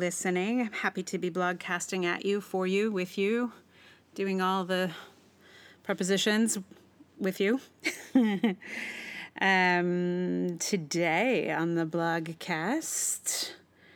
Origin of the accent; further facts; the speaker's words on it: Charlottesville, Virginia, United States; moved away; I am from Charlottesville